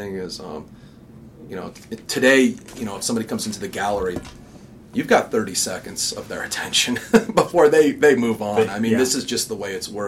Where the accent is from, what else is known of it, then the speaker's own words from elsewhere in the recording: Denver, Colorado, United States; also born or lived in Brooklyn, New York; in Denver when I was growing up